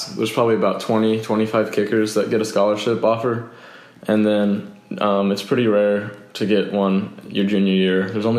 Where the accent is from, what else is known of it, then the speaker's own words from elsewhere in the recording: Coppell, Texas, United States; I grew up right here in Coppell. I always lived here.